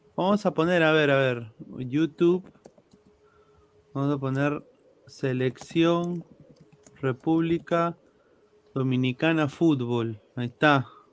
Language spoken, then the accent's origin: Spanish; Peru; yo nací en Perú